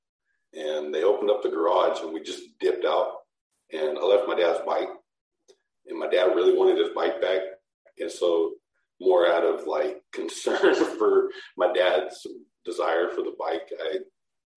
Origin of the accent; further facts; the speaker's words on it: Portland, Oregon, United States; this area called Rockwood, where I'm from. I'm from Portland, Oregon